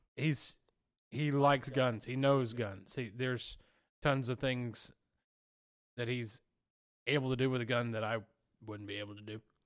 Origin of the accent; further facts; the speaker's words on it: Alabama, United States; literally where I came from. I'm from Pintuoque, Alabama.